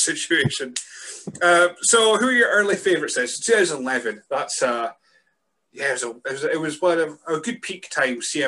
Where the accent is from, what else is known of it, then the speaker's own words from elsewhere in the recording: Scotland, United Kingdom; as a Scot